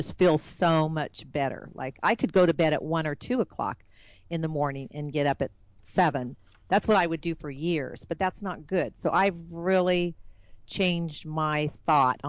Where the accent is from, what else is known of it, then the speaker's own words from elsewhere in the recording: California, United States; moved away as an adult; now in Dallas-Fort Worth, United States; I am from California